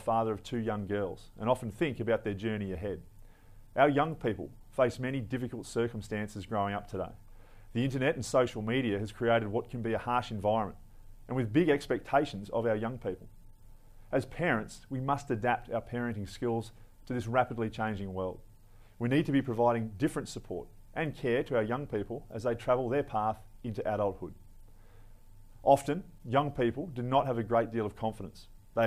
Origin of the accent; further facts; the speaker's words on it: Australia; My family has for several generations shared a vision of the importance of patriotism and the protection of the Australian people